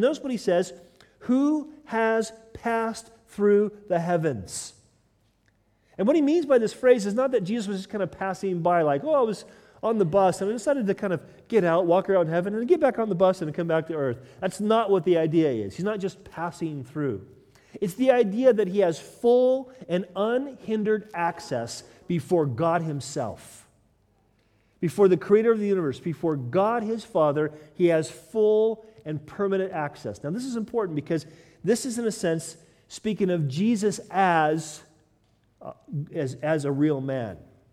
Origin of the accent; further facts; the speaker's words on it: United States; moved away as an adult; now in United Kingdom; I'm American